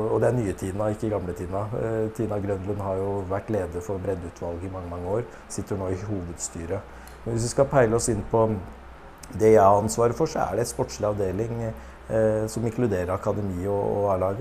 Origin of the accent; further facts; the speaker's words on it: Norway; Vi er født i Norge